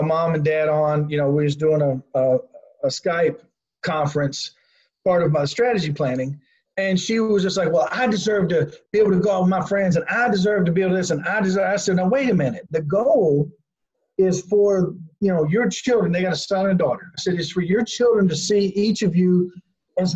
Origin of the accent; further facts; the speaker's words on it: Kentucky, United States; also born or lived in southern Indiana; now in Indiana, United States; I grew up in Kentucky, yes. Okay. But I live in southern Indiana.